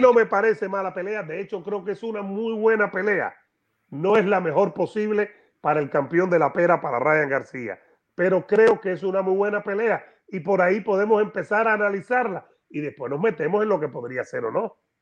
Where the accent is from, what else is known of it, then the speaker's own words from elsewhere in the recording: Havana, Cuba; La Habana, Cuba, mi ciudad, mi tierra.